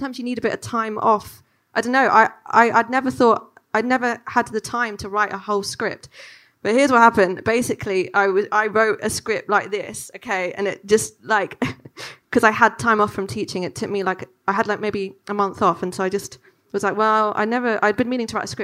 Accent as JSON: {"language": "English", "region": "London", "country": "United Kingdom", "tie": "born or raised there", "said": "growing up in London"}